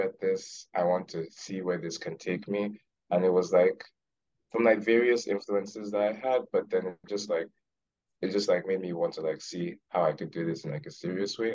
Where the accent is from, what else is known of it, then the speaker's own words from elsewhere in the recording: Lagos, Nigeria; moved away; I'm from Lagos. So I'm Yoruba.